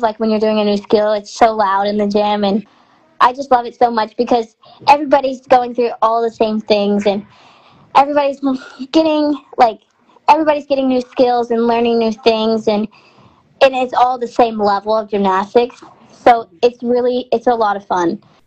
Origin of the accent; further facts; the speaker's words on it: Texarkana, United States; Where I'm from, my hometown, it's a big Texas and Arkansas rivalry because we're in, there's Texarkana is um, Texarkana, Texas, and there's a Texarkana, Arkansas